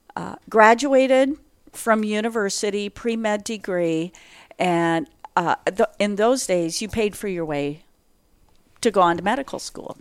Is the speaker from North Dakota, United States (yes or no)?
yes; North Dakota, United States; for those who know North Dakota, I grew up in a eight hundred square foot homestead shack